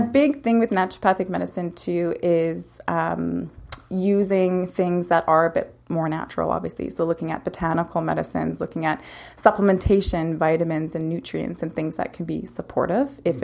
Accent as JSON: {"language": "English", "town": "Lumsden", "region": "Saskatchewan", "country": "Canada", "tie": "born or raised there", "also_born_or_lived": "Calgary / Vancouver", "moved": "as an adult", "lives_now": "Peachland, Canada", "said": "growing up in a small town, uh, it was great. It was a lot of fun. Um, and it's uh, I'm from Lumsden, so it's about 20 minutes outside of Regina."}